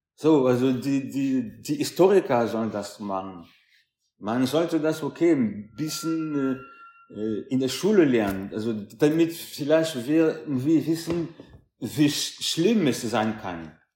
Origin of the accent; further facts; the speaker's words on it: France; ich bin Franzose dritter Generation